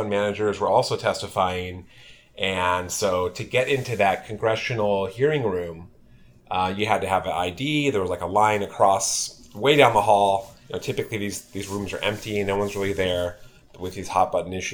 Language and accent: English; California, United States; grew up in California, went to UC Berkeley